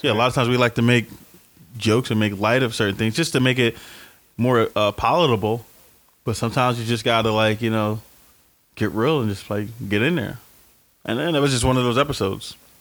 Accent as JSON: {"language": "English", "town": "Philadelphia", "region": "Pennsylvania", "country": "United States", "tie": "born or raised there", "said": "I grew up in North Philadelphia um, until I was about 12, 13."}